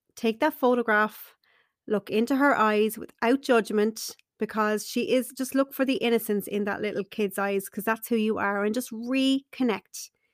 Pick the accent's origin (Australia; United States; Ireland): Ireland; Carlow, Leinster; I wanted to stay in my hometown in Carlow